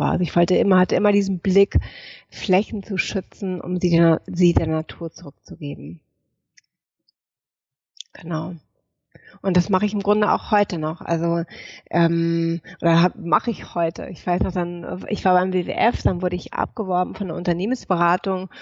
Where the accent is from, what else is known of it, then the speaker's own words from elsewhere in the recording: Hamburg, Germany; so, woher komme ich? Ich komme aus Hamburg, aus Norddeutschland. Ich komme aus einer alten Seefahrerfamilie.